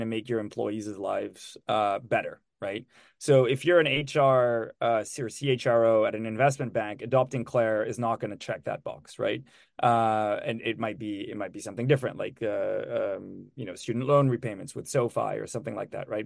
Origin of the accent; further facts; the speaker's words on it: Switzerland; moved away as an adult; also born or lived in Lucerne; now in United States; I'm from Switzerland and I've been in the US for 10 years now